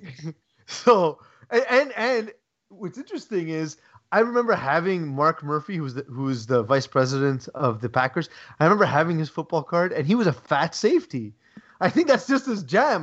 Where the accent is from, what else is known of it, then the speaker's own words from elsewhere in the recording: Canada; as a Canadian